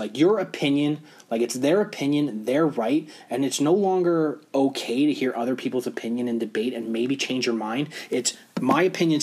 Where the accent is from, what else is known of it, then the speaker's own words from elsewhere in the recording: Canada; us being Canadian